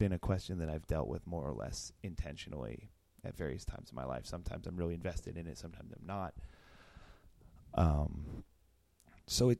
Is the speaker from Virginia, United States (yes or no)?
yes; Northern Virginia, United States; moved away; also born or lived in Pittsburgh; I grew up in Northern Virginia and moved to Pittsburgh